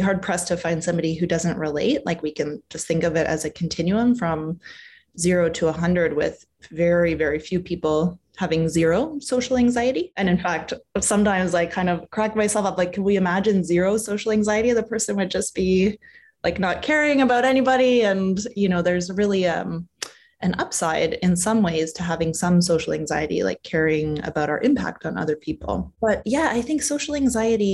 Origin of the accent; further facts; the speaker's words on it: Canada; moved away as an adult; now in California, United States; I'm Canadian. So I've been here in California for about 5 years